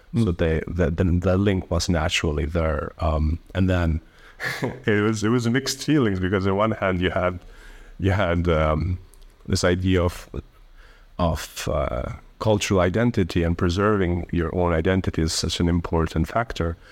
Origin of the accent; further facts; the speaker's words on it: Kosovo; also born or lived in Albania / Italy / Germany; I grew up for the rest of my, I mean, for most of my life, um, um, in Kosovo